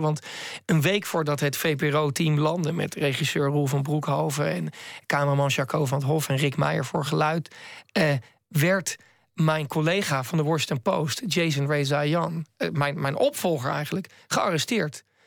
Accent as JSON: {"language": "Dutch", "country": "Netherlands", "said": "uit Nederland"}